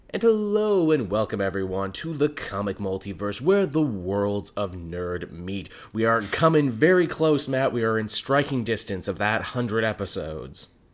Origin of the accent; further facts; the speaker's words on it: Canada; as a Canadian